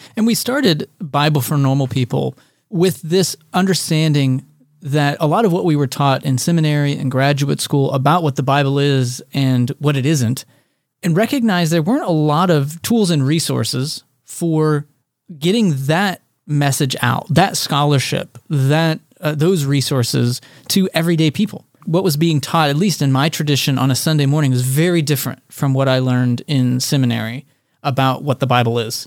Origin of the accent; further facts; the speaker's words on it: Texas, United States; I was born and raised in Texas